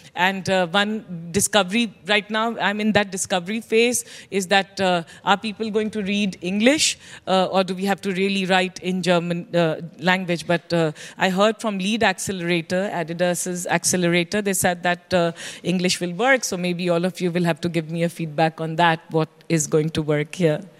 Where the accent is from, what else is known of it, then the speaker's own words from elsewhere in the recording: India; as an Indian, as an observer of Indian startup ecosystem